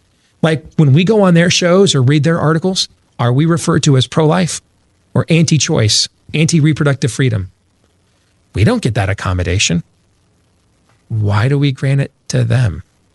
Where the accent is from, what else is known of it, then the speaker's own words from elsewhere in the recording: Michigan, United States; I grew up in Michigan. You grew up in Wisconsin.